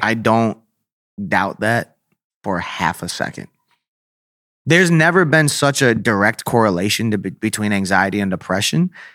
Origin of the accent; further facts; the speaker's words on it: Syracuse, New York, United States; Growing up in Syracuse, uh, is very, like, blue collar, very small city